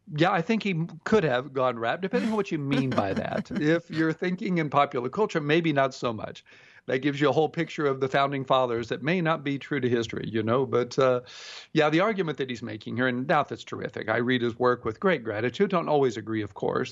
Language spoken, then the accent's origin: English; Houston, Texas, United States; growing up in Houston, Texas